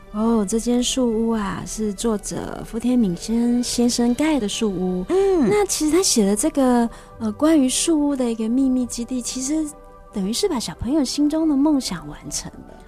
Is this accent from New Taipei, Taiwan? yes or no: yes; Laomei, North Coast, New Taipei, Taiwan; 我读北海岸一个很乡下的一个学，小学。哦。嗯，就是大家都知道老梅国小嘛， 就是有绿石槽那里